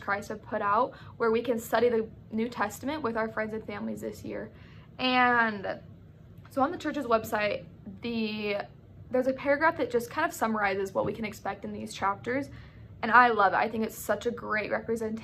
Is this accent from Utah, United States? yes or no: yes; Sandy, Utah, United States; now in Provo, United States; I'm from Sandy, Utah